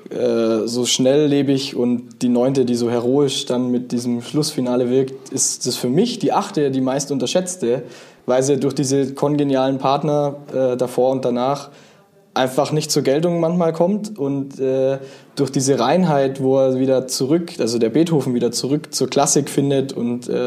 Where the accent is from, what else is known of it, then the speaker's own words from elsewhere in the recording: Ulm, Baden-Württemberg, Germany; born there; now in Osnabrück, Germany; spiele Pauke im Osnabrücker Symphonieorchester, komme gebürtig aus Ulm und bin für die Musik hier nach Osnabrück gezogen